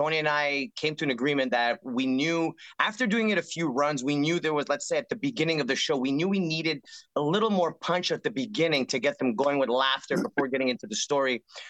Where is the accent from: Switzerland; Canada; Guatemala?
Canada; moved away as an adult; now in California, United States; But even though on my resume it says Canadian passport